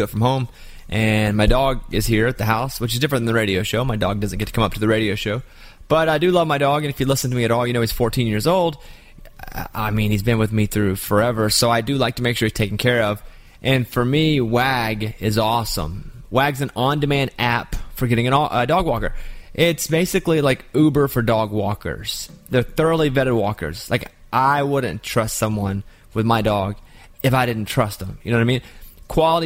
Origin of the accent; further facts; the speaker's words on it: Arkansas, United States; I'm from Arkansas